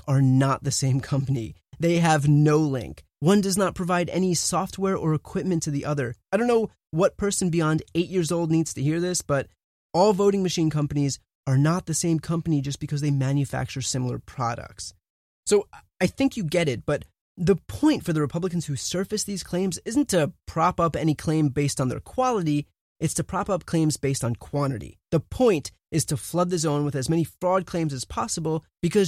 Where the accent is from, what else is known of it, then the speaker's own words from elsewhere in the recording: New Jersey, United States; moved away; I'm originally from New Jersey